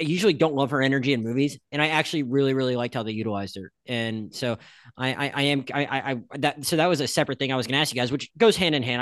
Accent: Panhandle of Florida, United States; I'm, I'm from the Panhandle of Florida

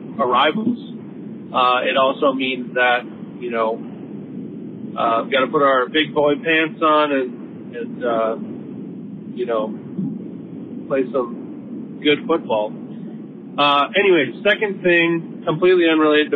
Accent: Midwest, United States; as a Midwesterner

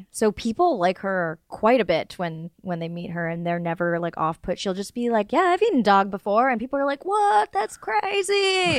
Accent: North Carolina, United States; I grew up in the South. No, I grew up, but like I had a North Carolina accent for like a long time.

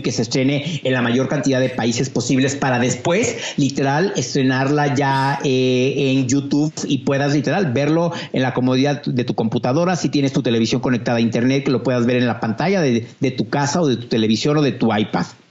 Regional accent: Mexico; como mexicano

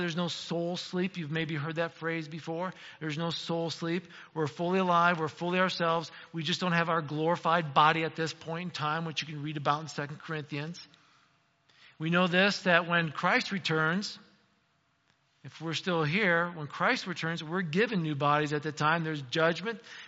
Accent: United States; as an American

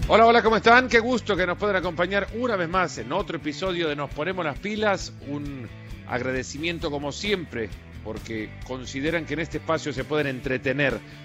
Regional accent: El Salvador; Yo soy del Salvador, he seguido a pues la Alianza desde chico

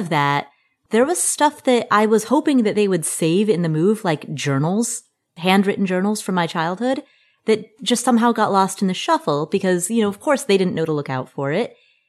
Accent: Cincinnati, Ohio, United States; Like, for example, the childhood home that I grew up in Cincinnati, Ohio.

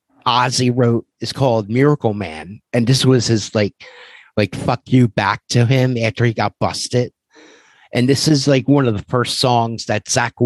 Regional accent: Philadelphia, Pennsylvania, United States; I remember growing up in Philadelphia, and … had a buzz before they were on MTV. And it was like, oh my God, like these guys are from where I'm from and they're on MTV.

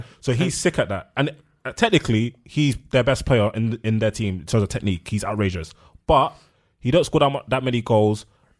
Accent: London, United Kingdom; I'm from London, big man.

